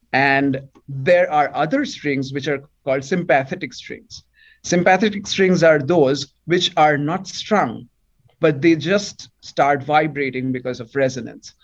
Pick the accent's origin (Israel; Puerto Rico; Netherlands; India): India; first language Bengali; English is a second language; now in Toronto, Canada; I come from a state or a province which is just beside Bangladesh, on the borders of Bangladesh, which is why my native language is also Bengali.